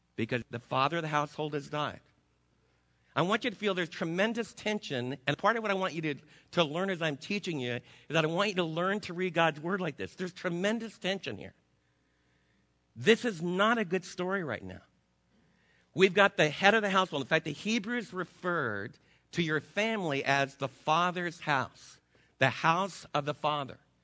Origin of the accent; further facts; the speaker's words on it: New Jersey, United States; moved away as an adult; also born or lived in Brooklyn, New York; now in Texas, United States; I wasn't born in Texas. I was born in New Jersey with the water